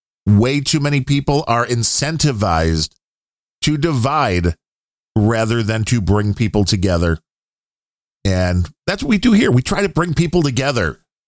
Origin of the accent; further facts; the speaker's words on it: Texas, United States; Well, I do declare I'm from Texas.